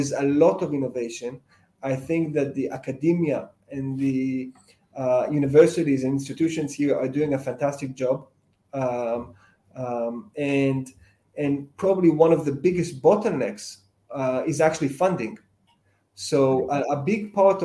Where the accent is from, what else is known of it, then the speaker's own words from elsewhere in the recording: Israel; moved away as an adult; also born or lived in United States; now in London, United Kingdom; I've lived in a few different places, but most of my childhood, I lived in Israel